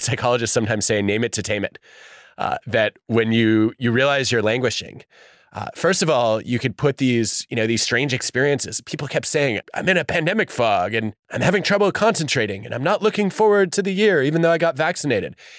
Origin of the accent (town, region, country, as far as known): United States